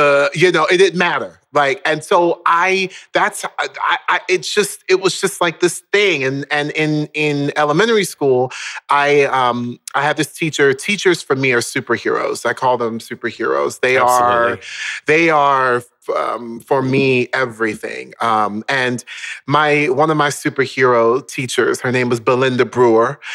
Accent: Orlando, Florida, United States; moved away; also born or lived in Baltimore, Maryland; I was born in Baltimore, Maryland, in like inner city Baltimore, and we then moved down to Orlando, Florida, when I was around the age of 5

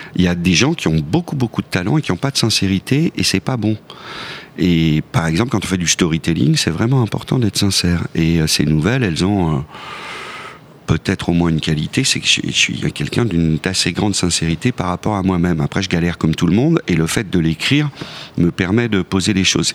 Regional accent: Lyon, Auvergne-Rhône-Alpes, France; moved away as an adult; now in Paris, France; Je suis parti de Lyon à 20 ans

